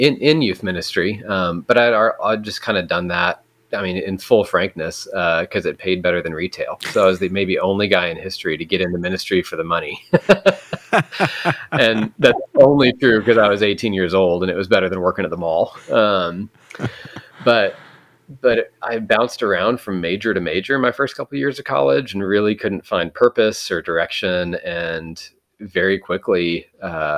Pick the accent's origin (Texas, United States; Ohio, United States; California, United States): Texas, United States; I grew up in Texas, have been in Texas my whole life